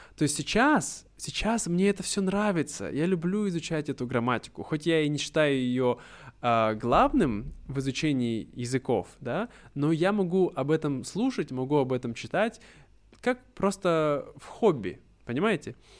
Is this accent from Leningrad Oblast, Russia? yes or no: no; Irkutsk, Irkutsk Oblast, Russia; moved away; в моем случае я был из Иркутска, из Сибири, и на этом предмете, на уроках этого предмета нас учили истории Иркутской области